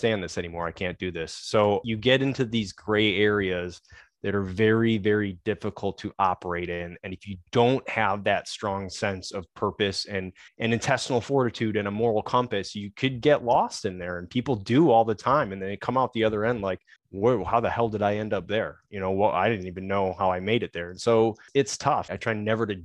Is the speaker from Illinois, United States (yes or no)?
yes; Chicago, Illinois, United States; I grew up in Chicago, Irish Catholic neighborhood.